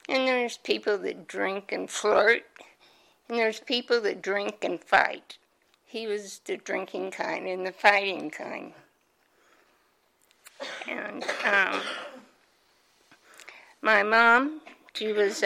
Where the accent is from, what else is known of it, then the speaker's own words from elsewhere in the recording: Omaha, Nebraska, United States; I was born and raised in Omaha, Nebraska.